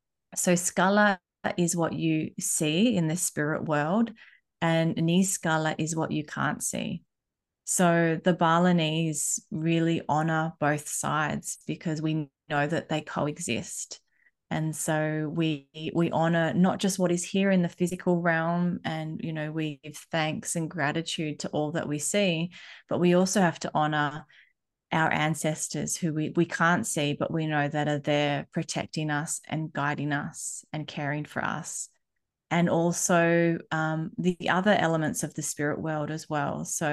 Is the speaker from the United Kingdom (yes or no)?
no; Australia; also born or lived in Bali, Indonesia; growing up in both worlds, I have had the best side of both coins, because I think if I was only growing up in Australia or only growing up in Bali, I wouldn't have these two points of view.